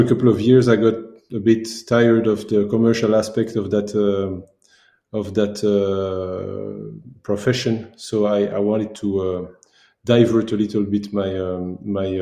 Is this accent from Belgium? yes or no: yes; Belgium; also born or lived in Democratic Republic of the Congo; I came back to Belgium and did a full year of farming advising or farming works in the family farms